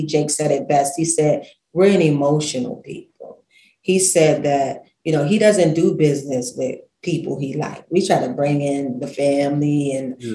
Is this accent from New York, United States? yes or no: yes; New York City, New York, United States; I'm from Brooklyn, real colorful.